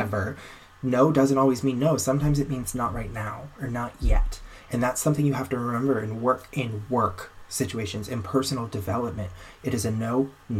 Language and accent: English; Florida, United States; moved away as an adult; now in Anaheim, United States; I'm from Florida where there were tons of them.